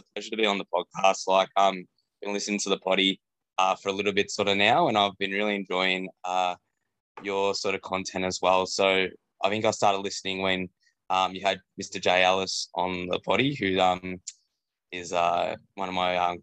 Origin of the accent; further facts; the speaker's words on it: Keilor, Victoria, Australia; I grew up in Keilor